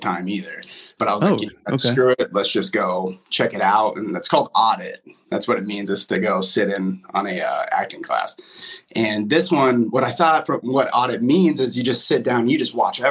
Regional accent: West Des Moines, Iowa, United States; moved away as an adult; now in Los Angeles, United States; I'm from West Des Moines, Iowa. Grew up in West Des Moines, obviously.

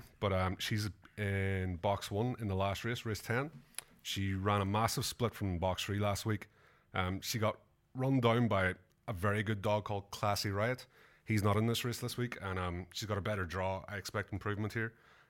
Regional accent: Strabane, Northern Ireland, United Kingdom; now in Australia; My hometown's called Strabane.

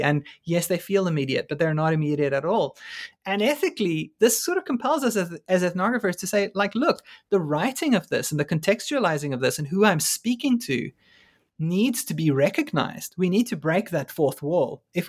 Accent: South Africa; I mean, largely as a South African and being increasingly in these weird alienated spaces of like working on race and black students in China

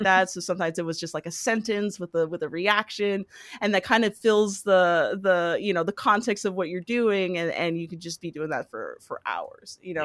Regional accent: Hawaii, United States; moved away as an adult; now in Los Angeles, United States; I was born and raised in, uh, Hawaii

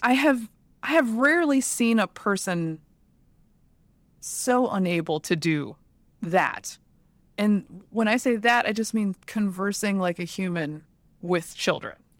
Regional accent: Alabama, United States; moved away; also born or lived in Georgia; I was born in Alabama

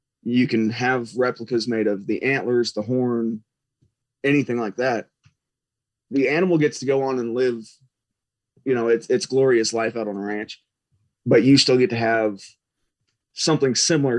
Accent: Missouri, United States; now in Texas, United States; I grew up in Missouri, tons of public land.

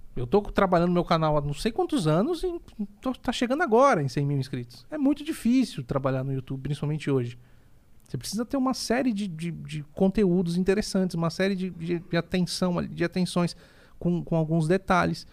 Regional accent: Santos, São Paulo, Brazil; sou natural de Santos

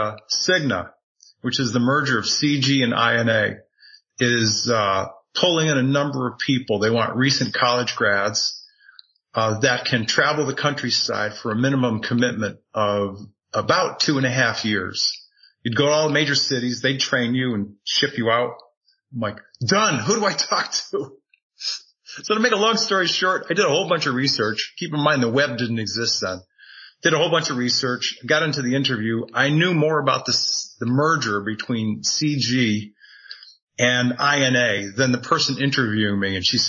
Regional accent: New England, United States; moved away as an adult; also born or lived in Tucson, Arizona; now in Sedona, United States; born and raised in New England

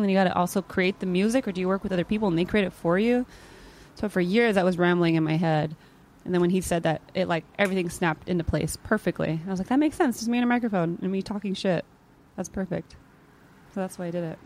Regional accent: Modesto, California, United States; now in Los Angeles, United States; I'm from Northern California. It's the Central Valley, Modesto.

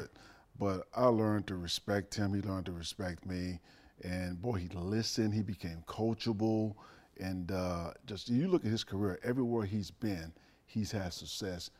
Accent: Dallas, Texas, United States; moved away; I grew up in Dallas

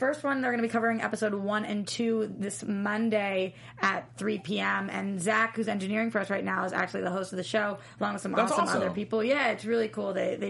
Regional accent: Boston, Massachusetts, United States; I'm guessing you flew out from Logan, we're both from there.

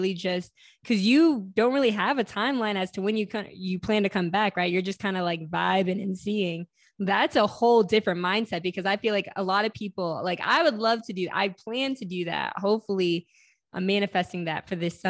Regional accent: United States

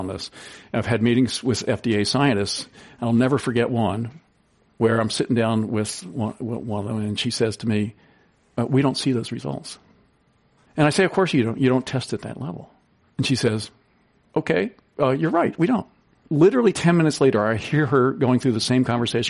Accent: East Coast, United States; moved away; I grew up on the East Coast for a lot of my early life

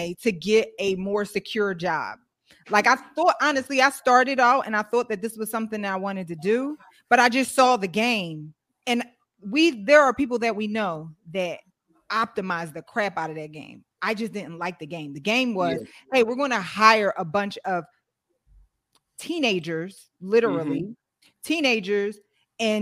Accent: Philadelphia, Pennsylvania, United States; I am from Philadelphia, Pennsylvania, born and raised uptown

